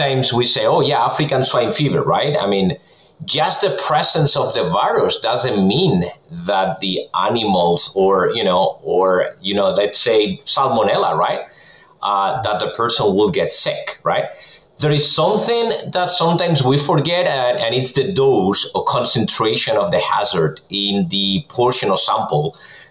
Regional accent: Spain; moved away as an adult; now in Minnesota, United States; I'm originally from Spain, so I did my PhD in food science over there, and then I came to the U.S. 2009

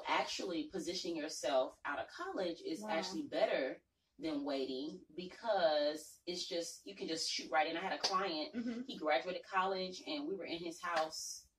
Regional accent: Atlanta, Georgia, United States; But growing up in Atlanta, this is not old Atlanta.

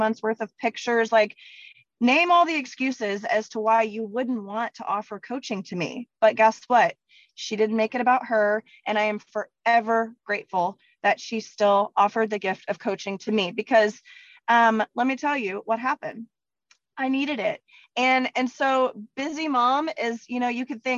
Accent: Texas, United States; I'm from Texas

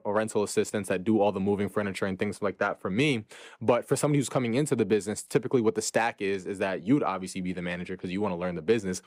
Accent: New York City, New York, United States; born and raised in Brooklyn, New York.

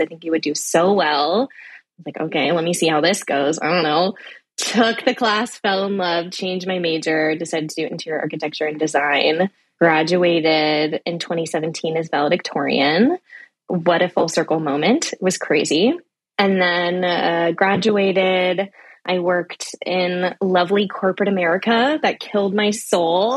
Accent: the Bay Area, California, United States; living in the Bay, growing up in the Bay

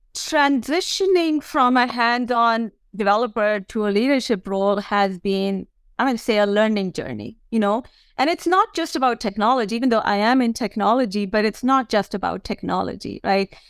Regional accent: India; moved away; I grew up in India as the oldest of four daughters for my parents

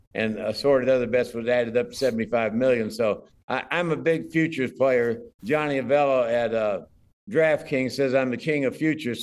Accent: Dallas, Texas, United States; I grew up in Dallas

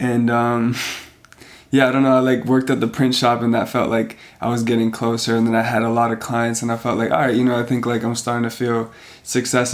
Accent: Canada; also born or lived in Serbia; I'm coming from Canada and I'm, like, the Canadian

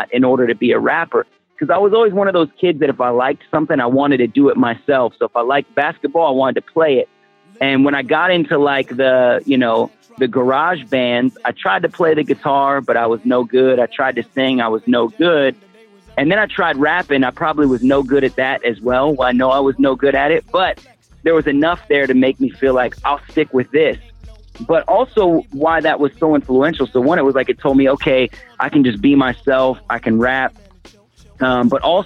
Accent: Portland, Oregon, United States; I was raised in Portland, Oregon

